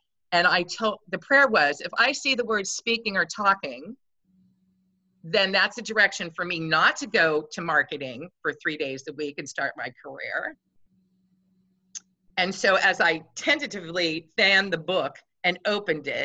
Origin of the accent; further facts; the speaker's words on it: Grays Harbor, Washington, United States; moved away as an adult; now in California, United States; I was born and raised in Washington State.